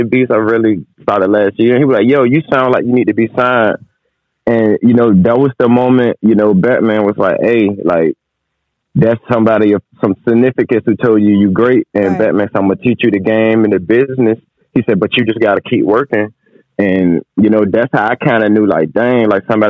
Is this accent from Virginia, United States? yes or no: yes; Suffolk, Virginia, United States; I'm from Suffolk, Virginia, downtown Suffolk.